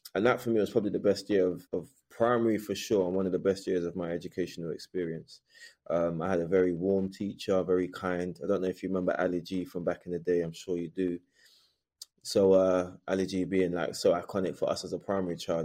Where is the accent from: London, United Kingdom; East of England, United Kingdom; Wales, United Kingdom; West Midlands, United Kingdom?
London, United Kingdom; I was raised in Bermondsey, southeast London, which is a notoriously racist area at the time